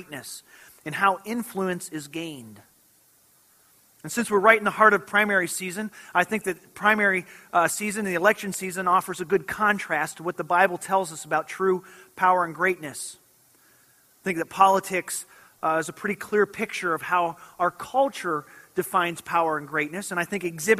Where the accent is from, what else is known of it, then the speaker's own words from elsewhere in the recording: Michigan, United States; I grew up in Michigan and was from a little town that was right on the shores of Lake Michigan.